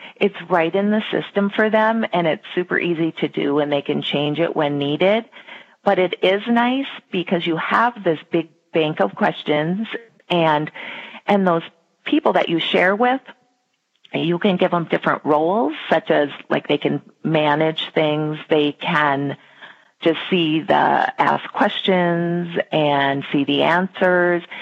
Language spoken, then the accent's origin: English; Minnesota, United States; I live in Minnesota with my husband and two boys, and I have lived here my entire life